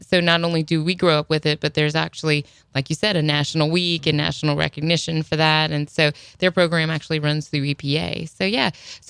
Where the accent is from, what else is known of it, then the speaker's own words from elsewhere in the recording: Houma, Louisiana, United States; I grew up in Houma.